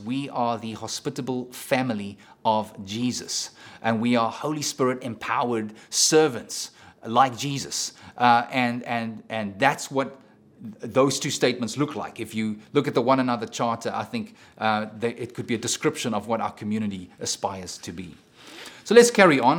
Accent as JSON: {"language": "English", "country": "South Africa", "moved": "yes", "said": "I'm a South African"}